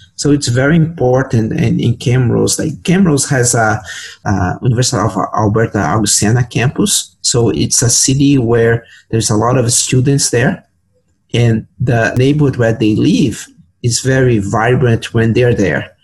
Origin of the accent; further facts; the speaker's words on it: São Paulo, Brazil; moved away as an adult; now in Edmonton, Canada; I was working as a planner uh, in Brazil because I'm from Sao Paulo.